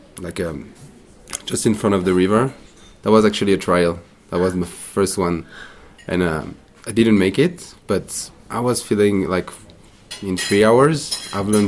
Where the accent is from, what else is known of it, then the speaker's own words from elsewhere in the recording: Paris suburb, Île-de-France, France; moved away as an adult; also born or lived in Australia; Paris suburb, just a bit in the south, 20 k's from Paris.